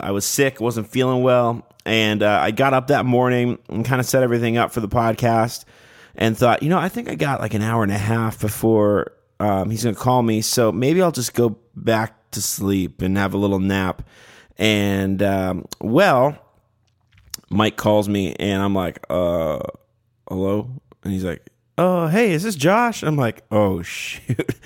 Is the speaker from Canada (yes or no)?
yes; Canada; moved away as an adult; now in Nashville, United States; I'm a Canadian cloaked with a Nashville, Nashville phone number